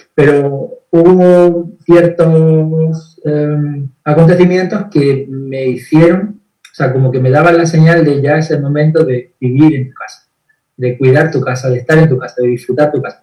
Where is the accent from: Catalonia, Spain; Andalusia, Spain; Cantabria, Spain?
Andalusia, Spain; Granada; moved away as an adult; now in Estepona, Spain; yo soy de aquí de España. Eh, vivo en Andalucía, dentro de España, en Andalucía, y en Andalucía, bueno, eh, nací en Granada